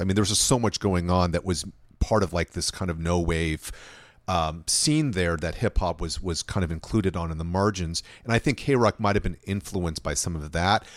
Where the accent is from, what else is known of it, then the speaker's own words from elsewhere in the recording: Los Angeles, California, United States; I grew up in, in LA of the 1980s